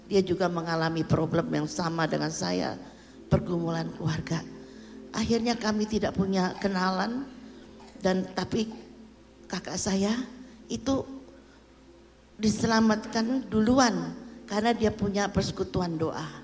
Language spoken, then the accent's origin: Indonesian; Jakarta, Indonesia; born there; also born or lived in Surabaya; Saya lahir di Jakarta